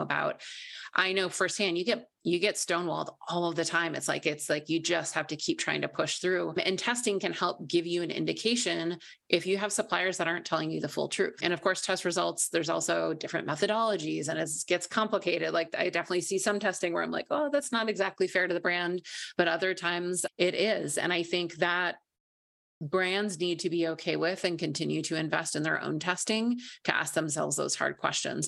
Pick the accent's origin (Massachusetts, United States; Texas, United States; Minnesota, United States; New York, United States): Minnesota, United States; I grew up in Minnesota, I'm a Midwestern girl